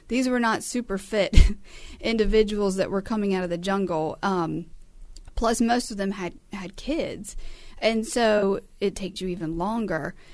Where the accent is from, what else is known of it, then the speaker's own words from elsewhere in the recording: United States; We as the American people of the United States